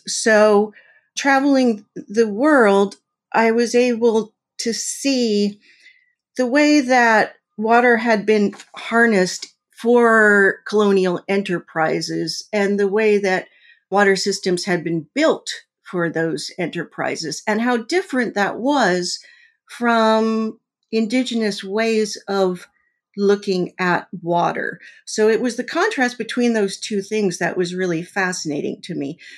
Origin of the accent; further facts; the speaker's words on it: Mojave Desert, California, United States; now in Missouri, United States; I grew up in the Mojave Desert in California at a weapons development center.